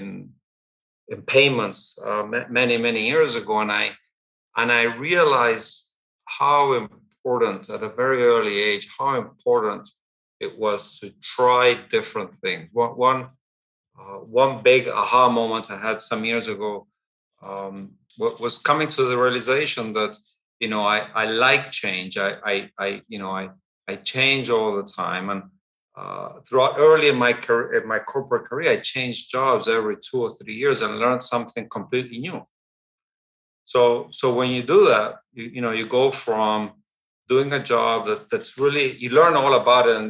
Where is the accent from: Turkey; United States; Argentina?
Argentina; I was born and raised in Argentina. My parents were English, and I went at a very young age to an English boarding school in Argentina.